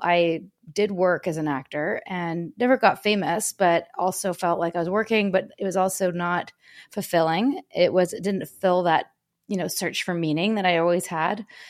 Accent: Vancouver, British Columbia, Canada; I'm from Canada, born and raised in Vancouver.

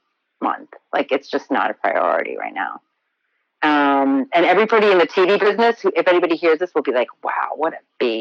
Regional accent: Elyria, Ohio, United States; moved away as an adult; also born or lived in Baltimore; now in New York, United States; I grew up in Ohio in a small town called Elyria

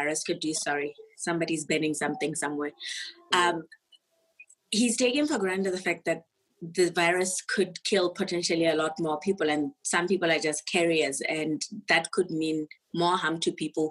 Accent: Botswana; moved away; I'm actually not from SA. I'm from Botswana

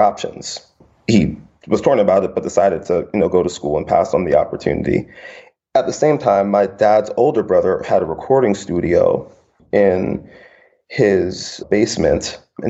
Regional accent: New York City, New York, United States; moved away as an adult; also born or lived in Mount Vernon, New York / Atlanta, Georgia; now in San Francisco, United States; I grew up in the Bronx

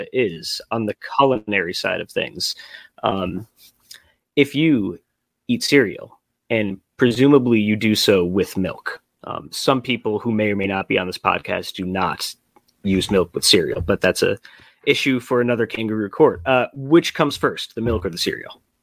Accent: Chicago, Illinois, United States; also born or lived in Providence, Rhode Island; I moved back home to Chicago from Providence, Rhode Island last year

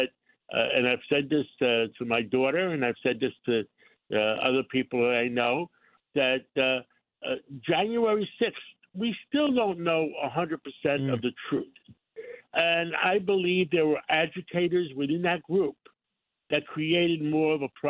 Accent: New York, United States; born or raised there; English is a second language

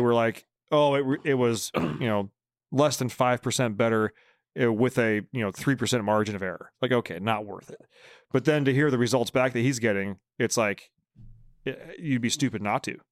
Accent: Bay Area, California, United States; I'm from the Bay Area

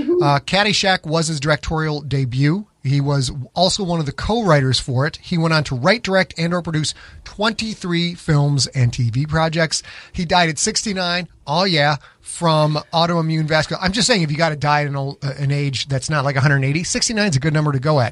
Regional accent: Winnetka, Illinois, United States; Winnetka. Hey, you know what? We're from Winnetka.

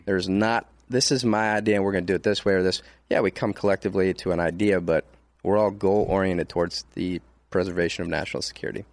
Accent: Detroit, Michigan, United States; now in Texas, United States; I'm from Detroit, I'm proud

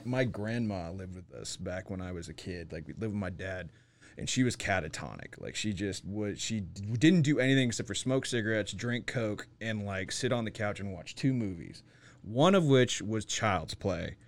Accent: Nevada, United States; I'm from Nevada

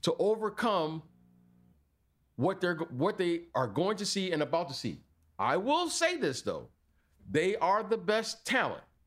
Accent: United States; our mentality as Americans haven't changed. Oh, we're American

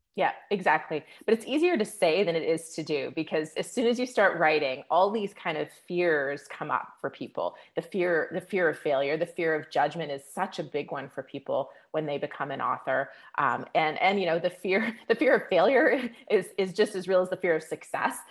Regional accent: Canada; now in Las Vegas, United States; I'm Canadian originally.

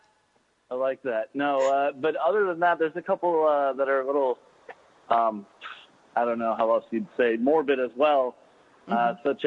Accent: Michigan, United States; also born or lived in Chicago / Bay Area, California; now in Key West, United States; So I grew up in Michigan.

